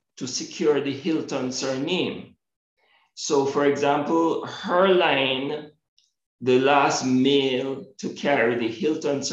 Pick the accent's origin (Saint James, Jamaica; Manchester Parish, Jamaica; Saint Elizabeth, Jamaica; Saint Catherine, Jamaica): Manchester Parish, Jamaica; Mandeville; also born or lived in Barbados; I was born in Mandeville, parish of Manchester, Jamaica. My educational formation began at Newbridge